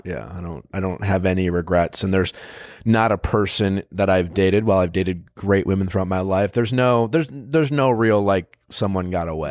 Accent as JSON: {"language": "English", "region": "Wisconsin", "country": "United States", "tie": "born or raised there", "said": "I grew up in Wisconsin"}